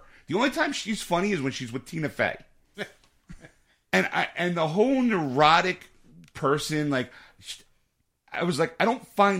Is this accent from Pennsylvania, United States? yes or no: yes; Philadelphia, Pennsylvania, United States